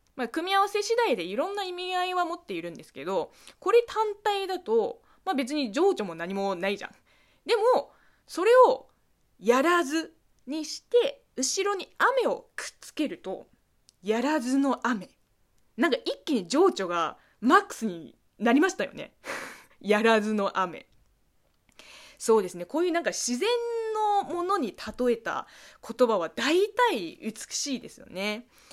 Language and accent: Japanese; China; 中国生まれ中国育ちの私